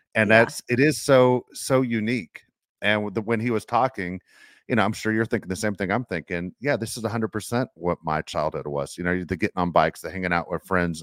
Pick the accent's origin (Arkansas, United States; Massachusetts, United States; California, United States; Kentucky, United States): California, United States; Los Angeles; I grew up in Los Angeles